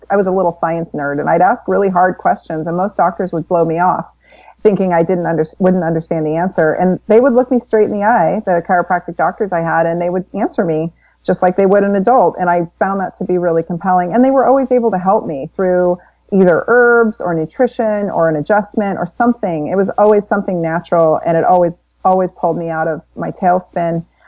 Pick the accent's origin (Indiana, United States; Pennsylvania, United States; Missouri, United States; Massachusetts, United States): Missouri, United States; Florissant; I was born in St. Louis, Missouri. Well, Florissant, Missouri, just outside of St. Louis, so in the Midwest.